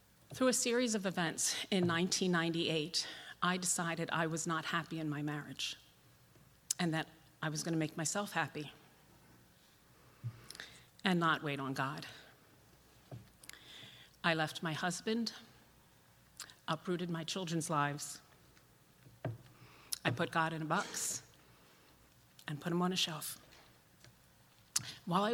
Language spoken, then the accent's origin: English; Huntingdon Valley, Pennsylvania, United States; I grew up in Huntington Valley, the middle child of seven.